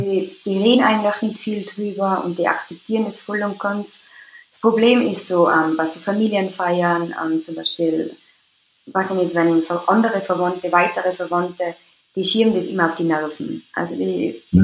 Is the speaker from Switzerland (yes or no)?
no; Austria; also born or lived in Tyrol; ich komme aus Österreich, also in Tirol wohne.